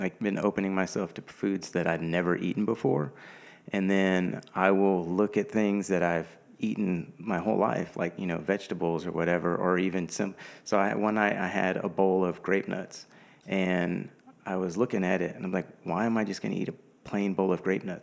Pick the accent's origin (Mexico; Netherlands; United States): United States; Houston, Texas; I'm from Houston. I'm a native Houstonian, so I've been here pretty much all my life